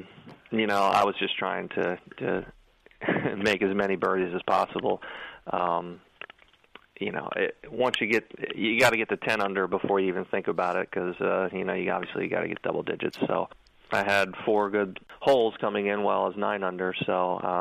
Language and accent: English; Cincinnati, Ohio, United States; moved away as an adult; now in Florida, United States; I grew up in Cincinnati, Ohio